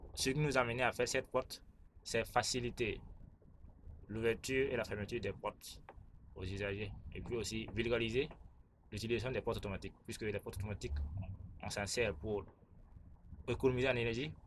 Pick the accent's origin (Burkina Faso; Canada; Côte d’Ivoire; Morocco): Burkina Faso; Je suis burkinabé